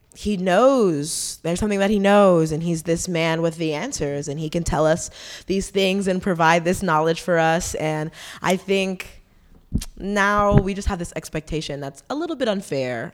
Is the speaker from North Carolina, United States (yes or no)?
yes; Fayetteville, North Carolina, United States; We're all from Fayetteville